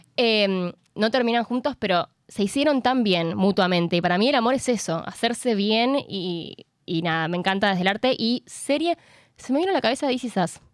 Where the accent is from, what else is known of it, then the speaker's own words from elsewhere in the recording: San Juan, Argentina; soy sanjuanina